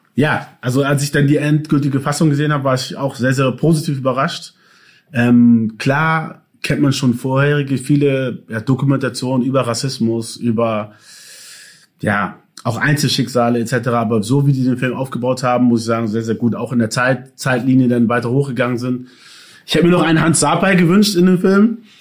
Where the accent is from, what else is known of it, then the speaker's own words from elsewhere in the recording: Hamburg, Germany; also born or lived in Ghana; Ich bin in Hamburg geboren und aufgewachsen.